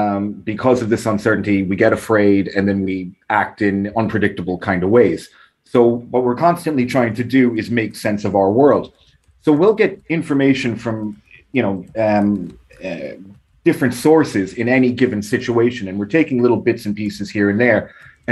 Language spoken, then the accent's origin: English; New York, United States; accent: New York Irish; Well, I have a funny accent as well, because I grew up in New York. So I was kind of back and forth my whole life, and then eventually moved here when I was 18, did college, all that. So I still have a weird mix of a New York Irish accent.